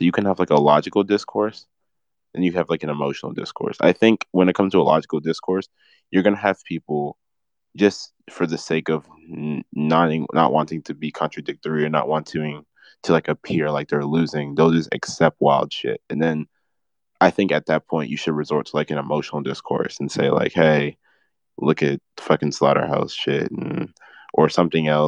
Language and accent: English; United States; I was born in America.